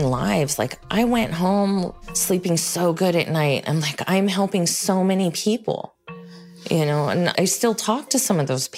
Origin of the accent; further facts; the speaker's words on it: Los Angeles, California, United States; I am from Los Angeles